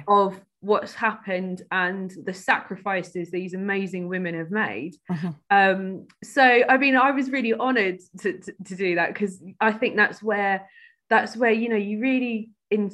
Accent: Cambridge, East of England, United Kingdom; growing up in Cambridge, it wasn't easy, you know, kind of elite university city

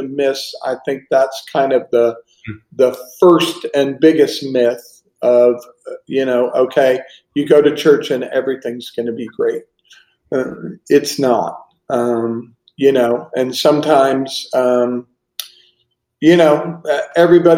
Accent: Pittsburgh, Pennsylvania, United States; now in Estero, United States; growing up in Pittsburgh

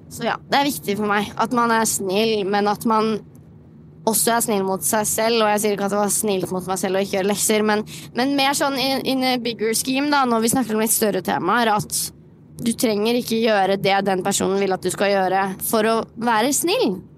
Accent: Moss, Østfold, Norway; now in Oslo, Norway; Så for eksempel når jeg flyttet til Oslo fra Moss, da var det jo sånn Ja, ja, jeg, jeg kan jo bare gjøre

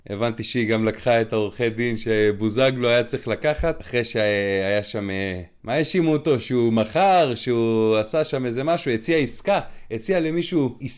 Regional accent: Krayot, Haifa District, Israel; now in Bnei Brak, Israel; אני גר בבני ברק על גבול רמת גן, והיה פה פיגוע ממש ליד הבית, בואנה זה זרק אותי, אני צפוני במקור מהקריות

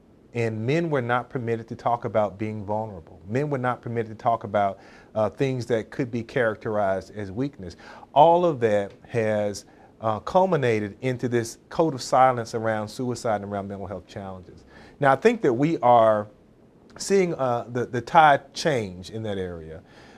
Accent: North Carolina, United States; So when I was growing up in Eastern North Carolina, rural North Carolina, very rural North Carolina, son of a preacher

